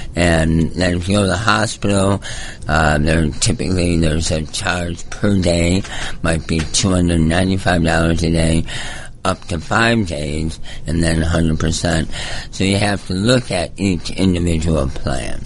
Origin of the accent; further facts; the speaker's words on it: Michigan, United States; moved away as an adult; also born or lived in California / Georgia; I grew up in Michigan, moved to California, got into pharmaceutical sales